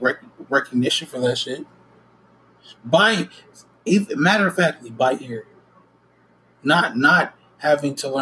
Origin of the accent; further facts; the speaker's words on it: United States; I am American